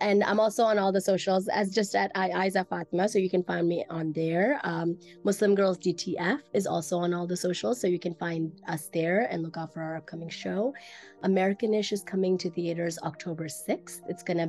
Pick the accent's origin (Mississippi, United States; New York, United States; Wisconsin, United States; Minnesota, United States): Mississippi, United States; And when I was growing up in Mississippi, I had some Black friends, but my closest friends were white.